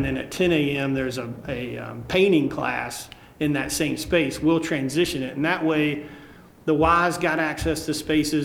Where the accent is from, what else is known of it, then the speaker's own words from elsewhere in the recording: Seneca, South Carolina, United States; I grew up in Seneca, which is where Clemson is, Clemson, South Carolina